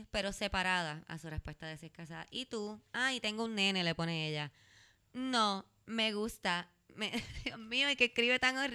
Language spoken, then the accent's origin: Spanish; Puerto Rico; Entonces, yo soy de Puerto Rico.